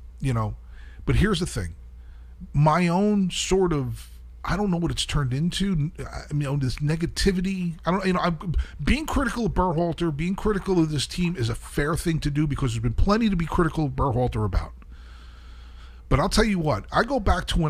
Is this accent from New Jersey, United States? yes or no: yes; Kearny, New Jersey, United States; moved away; My hometown, Kearney, New Jersey